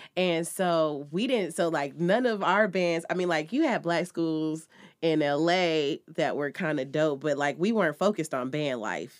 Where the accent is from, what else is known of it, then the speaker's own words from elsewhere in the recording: Los Angeles, California, United States; I'm from L